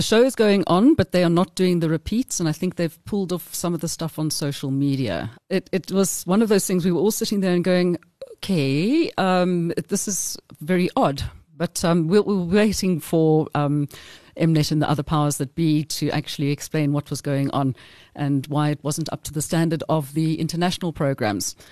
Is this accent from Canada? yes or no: no; South Africa; we came from South Africa.